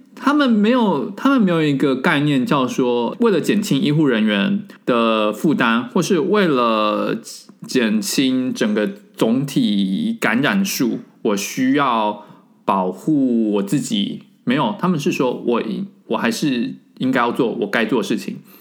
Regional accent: Taiwan; moved away as an adult; now in France; 虽然我人在法国，但是我不得不说从三月以来到现在，我非常以身为台湾人的身份自豪

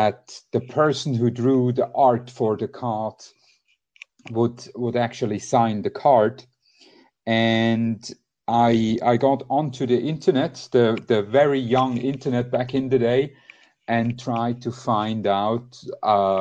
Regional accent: Switzerland; I'm from Switzerland, 42 years old, married

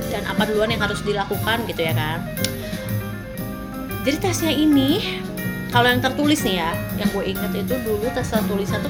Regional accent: Bandung, West Java, Indonesia; kamu asalnya dari mana dari Bandung oh dari Bandung

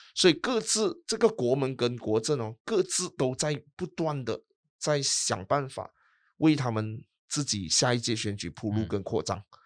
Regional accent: Sabah, Malaysia; 作为一个沙巴人嗯。或者是作为一个东马人

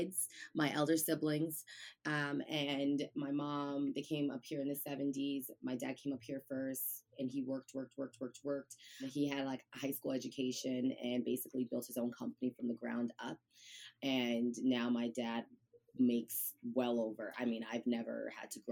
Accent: New York City, New York, United States; I am originally from the Bronx, New York

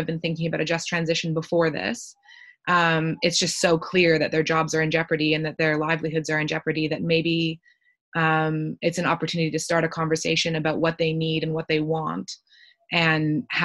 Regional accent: Canada; accent: Canadian; if you can't tell from my accent, I'm from Canada

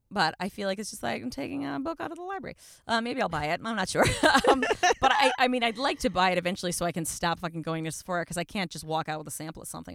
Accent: Buffalo, New York, United States; I grew up in Buffalo

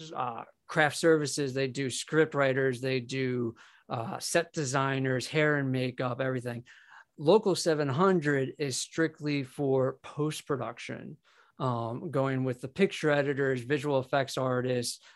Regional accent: New York, United States; being a New Yorker

